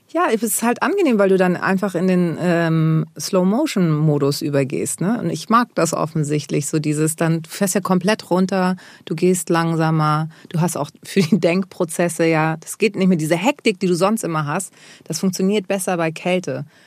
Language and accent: German; Germany; dass ich in Deutschland äh, geboren bin, bin ich halt auch Deutsche